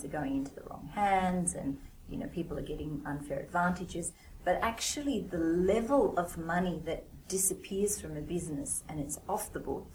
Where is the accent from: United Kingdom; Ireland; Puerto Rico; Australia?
Australia; moved away as an adult; also born or lived in India; now in Hong Kong; I was born in India but raised in Australia and now living in Hong Kong.